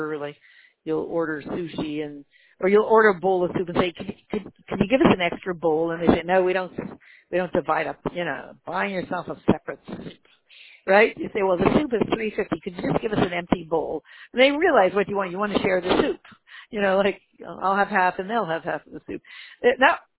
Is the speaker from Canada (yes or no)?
yes; Canada; I was born in Canada